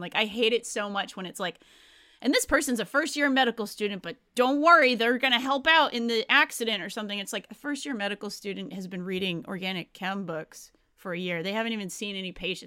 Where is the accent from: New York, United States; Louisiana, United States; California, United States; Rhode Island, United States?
Rhode Island, United States; I grew up in Rhode Island. It's a pretty blue state